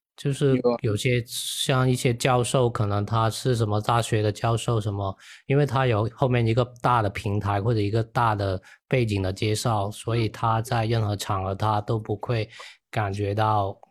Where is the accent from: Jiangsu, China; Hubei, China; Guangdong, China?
Guangdong, China; Yunfu; 我是广东云浮